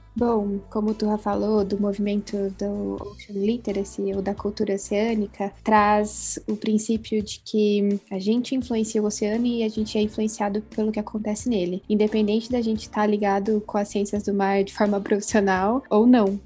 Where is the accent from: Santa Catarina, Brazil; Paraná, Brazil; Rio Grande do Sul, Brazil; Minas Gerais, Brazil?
Paraná, Brazil; Curitiba; also born or lived in São Paulo; eu sou aqui de Curitiba, de onde eu tô falando hoje